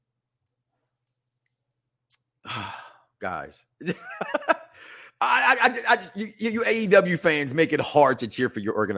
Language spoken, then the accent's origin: English; Chicago, Illinois, United States; I'm from Chicago.